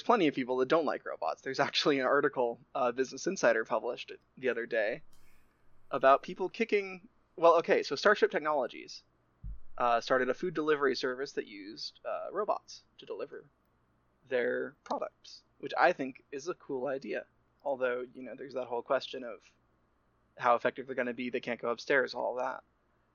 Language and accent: English; United States; we're both American